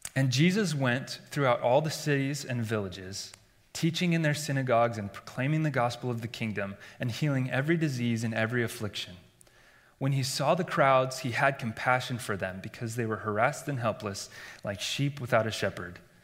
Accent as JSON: {"language": "English", "region": "Iowa", "country": "United States", "tie": "born or raised there", "said": "Growing up in Iowa, in a believing family, and in, in the church"}